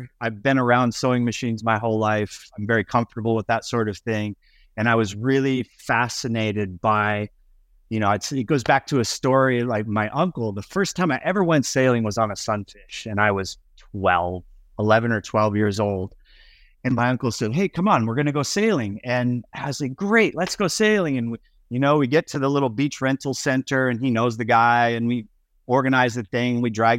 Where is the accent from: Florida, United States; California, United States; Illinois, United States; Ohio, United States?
Florida, United States; Estero Island; it's kind of a cool area that we grew up in Southwest Florida on Estero Island, because there was just jobs around and just tons of energy.